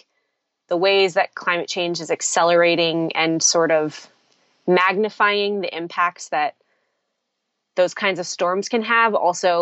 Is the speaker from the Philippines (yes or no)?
yes; Manila, Metro Manila, Philippines; now in United States; I grew up in the Philippines